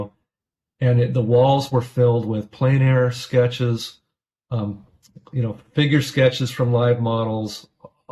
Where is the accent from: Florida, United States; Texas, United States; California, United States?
California, United States; Southern; moved away as an adult; also born or lived in Orange County, California / Pasadena, California; now in Portland, United States; I grew up in Southern California, by the way. So I live outside of Portland, Oregon